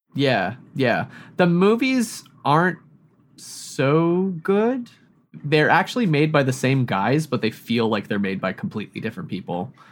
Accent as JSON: {"language": "English", "town": "Yellowknife", "region": "Northwest Territories", "country": "Canada", "tie": "born or raised there", "moved": "yes", "lives_now": "Montreal, Canada", "said": "I grew up in Yellowknife, which is a city that is basically as far north as you can get in North America"}